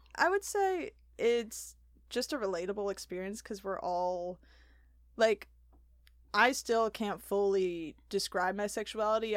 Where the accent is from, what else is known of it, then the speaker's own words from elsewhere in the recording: Wheaton, Illinois, United States; grew up in Wheaton my whole life